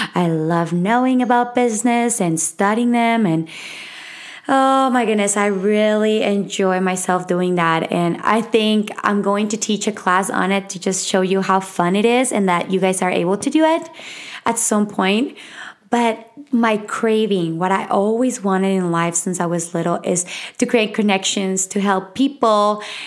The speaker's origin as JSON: {"language": "English", "region": "Mexico City", "country": "Mexico", "tie": "born or raised there", "accent": "Mexican", "second_language": "English", "moved": "yes", "said": "I was raised in Mexico City. I was born and raised there"}